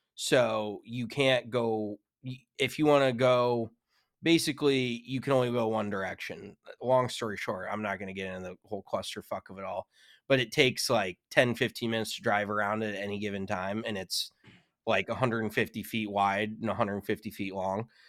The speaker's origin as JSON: {"language": "English", "region": "Colorado", "country": "United States", "tie": "born or raised there", "moved": "yes", "said": "growing up in Colorado, you're used to seeing mountains and snow"}